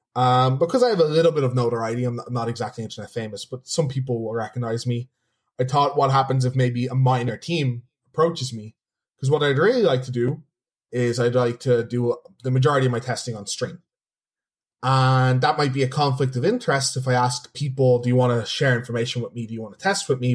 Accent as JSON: {"language": "English", "town": "Dublin", "region": "Leinster", "country": "Ireland", "said": "I'm originally from Dublin, and Dublin, not the biggest city."}